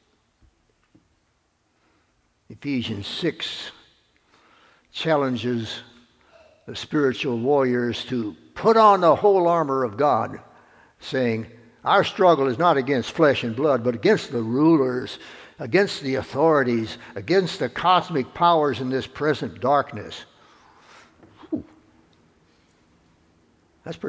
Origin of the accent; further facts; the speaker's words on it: Mississippi, United States; one lone member of the state legislature from my hometown, Carl Wiesenberg.